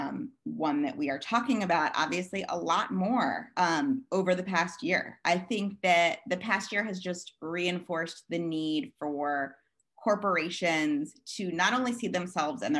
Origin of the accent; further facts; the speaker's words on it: Maryland, United States; moved away as an adult; also born or lived in Hoboken; I grew up here in Maryland, where I am back again.